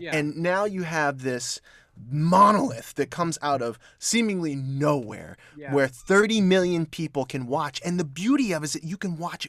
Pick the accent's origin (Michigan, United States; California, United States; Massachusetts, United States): California, United States; Hollywood; I grew up in Hollywood. Mm-hmm. And that is not the greatest place to grow up ever.